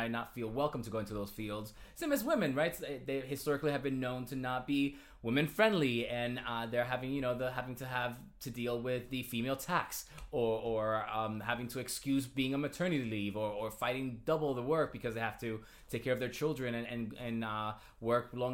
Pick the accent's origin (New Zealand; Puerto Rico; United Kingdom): Puerto Rico; Toa Alta; moved away; also born or lived in Carolina, Puerto Rico / Caguas, Puerto Rico / Yonkers, New York; So I was born and raised in Puerto Rico.